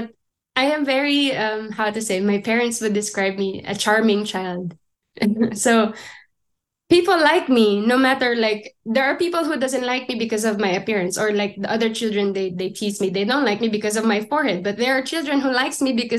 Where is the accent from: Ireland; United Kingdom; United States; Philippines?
Philippines; moved away as an adult; now in Germany; growing up in the Philippines